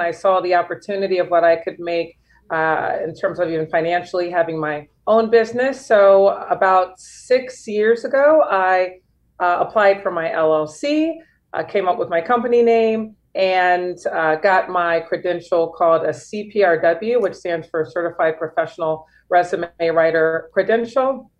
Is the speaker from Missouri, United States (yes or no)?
yes; St. Louis, Missouri, United States; moved away as an adult; also born or lived in Chicago / Los Angeles / France; now in Miami, United States; I'm born and raised in St. Louis, Missouri, and then I've lived there for most of my life.